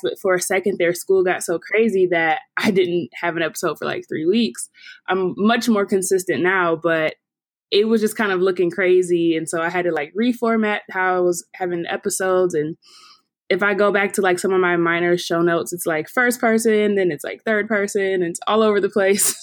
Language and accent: English; Detroit, Michigan, United States; moved away as an adult; now in Pittsburgh, United States; I'm from Detroit